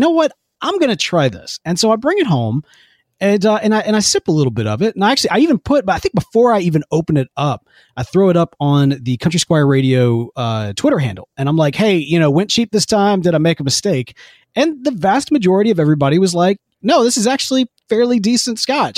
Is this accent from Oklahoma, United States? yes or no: no; Jackson, Mississippi, United States; Growing up in Jackson, Mississippi